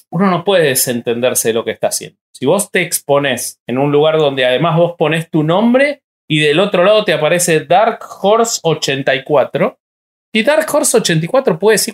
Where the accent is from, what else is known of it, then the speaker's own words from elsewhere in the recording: Uruguay; No, yo soy uruguayo.